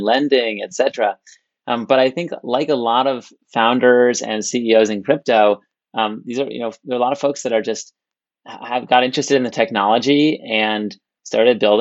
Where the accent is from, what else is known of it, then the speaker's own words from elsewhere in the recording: California, United States; I was born in California, went to Stanford to study computer science